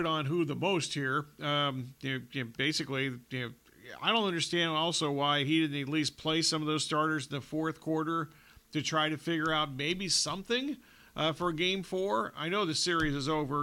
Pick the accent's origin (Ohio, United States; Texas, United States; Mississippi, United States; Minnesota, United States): Ohio, United States; I grew up watching football in Ohio